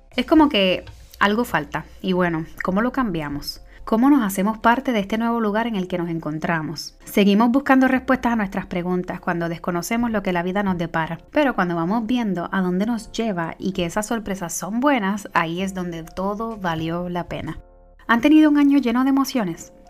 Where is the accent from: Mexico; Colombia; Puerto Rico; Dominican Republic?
Puerto Rico; moved away as an adult; now in United States; yo soy la boricua fuera de la isla